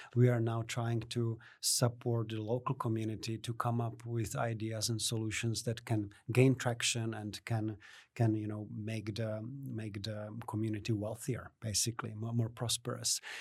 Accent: Czechia; moved away as an adult; also born or lived in Hamilton, New Zealand; now in Canberra, Australia; from the Czech Republic, where I'm originally from. I was born in Czechoslovakia.

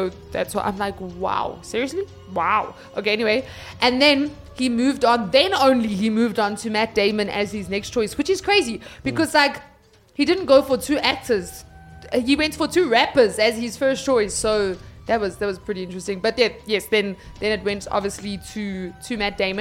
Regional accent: South Africa; I'm South African

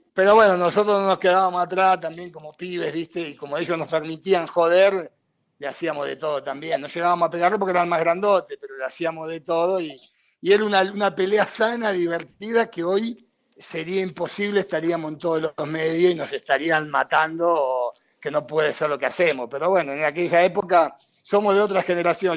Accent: Argentina; moved away as an adult

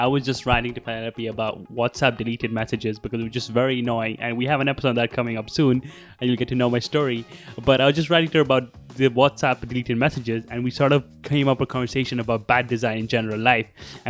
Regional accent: Moscow, Russia; also born or lived in India; now in Madrid, Spain; I'm originally from India and I was born in India, but I lived my whole life in Moscow, Russia.

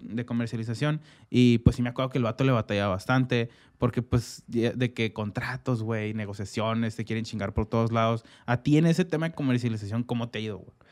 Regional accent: Mexico; como mexicanos

